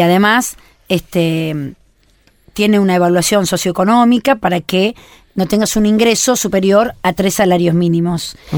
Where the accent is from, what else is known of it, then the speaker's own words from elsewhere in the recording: Argentina; somos argentinos